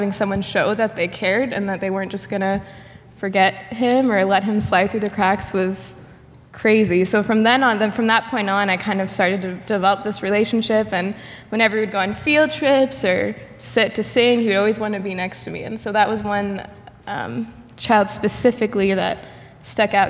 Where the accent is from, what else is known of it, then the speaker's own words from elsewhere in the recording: Goshen, United States; I grew up in Goshen and came to college here